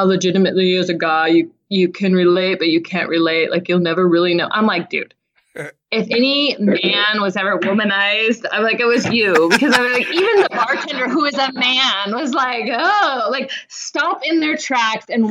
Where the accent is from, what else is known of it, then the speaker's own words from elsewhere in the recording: Alaska, United States; I'm from Alaska